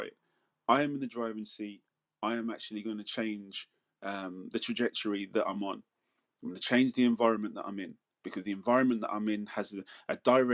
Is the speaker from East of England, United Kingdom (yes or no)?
no; Manchester, North West England, United Kingdom; moved away; where I was born in Manchester in the UK, in Withenshaw, that was considered one of the biggest council estates in Europe